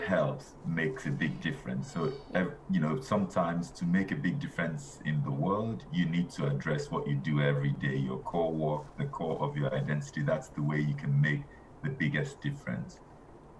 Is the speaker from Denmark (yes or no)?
no; Nigeria; now in United Kingdom; I'm originally Nigerian.